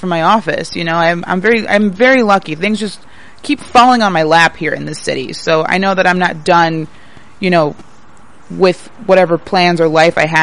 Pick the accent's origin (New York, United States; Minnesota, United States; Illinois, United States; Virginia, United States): Illinois, United States; Chicago; I grew up in Illinois, so, I mean, I have an affinity for Chicago because I'm a Chicago girl